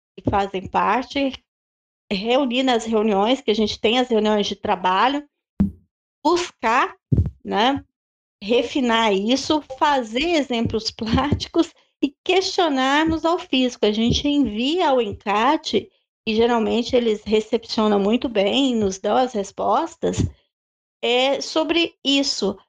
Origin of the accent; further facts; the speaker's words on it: Brazil; nós somos, brasileiros